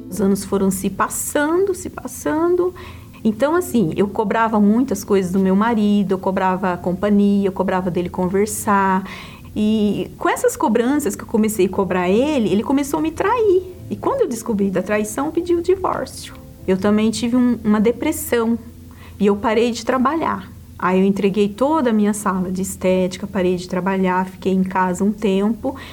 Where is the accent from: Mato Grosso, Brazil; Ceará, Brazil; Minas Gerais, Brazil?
Mato Grosso, Brazil; also born or lived in Paraná; Eu nasci no Paraná e fui criada no interior, no sítio, no Mato Grosso